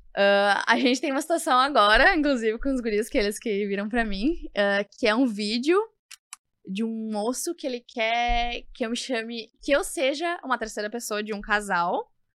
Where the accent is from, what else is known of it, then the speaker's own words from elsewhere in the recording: Porto Alegre, Rio Grande do Sul, Brazil; eu vim da Zona Norte mesmo, daqui de Porto Alegre, do bairro Mar Quintana.